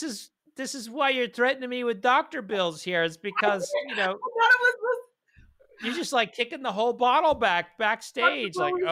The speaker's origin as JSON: {"language": "English", "region": "Oklahoma", "country": "United States", "said": "I'm originally from Oklahoma."}